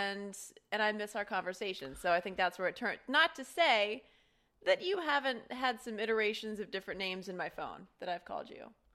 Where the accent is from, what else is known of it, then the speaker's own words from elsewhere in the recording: Ohio, United States; moved away as an adult; now in Los Angeles, United States; I grew up in Ohio, and I don't have any brothers or sisters. My family still lives in Ohio.